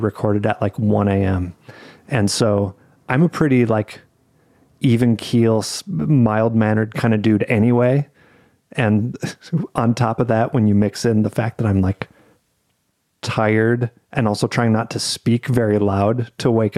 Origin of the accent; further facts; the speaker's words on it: United States; I'm an American